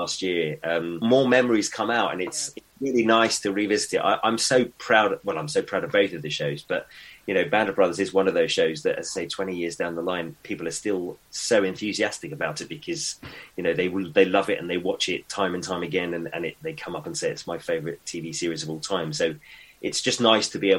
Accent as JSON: {"language": "English", "country": "United Kingdom", "said": "as a British actor"}